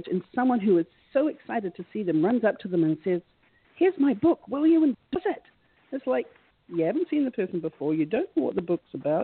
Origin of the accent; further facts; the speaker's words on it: New Zealand; moved away; I'm originally from New Zealand